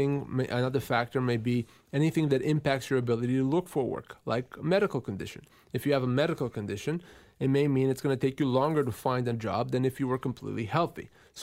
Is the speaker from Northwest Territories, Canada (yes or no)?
yes; Tuktoyaktuk, Northwest Territories, Canada; My hometown.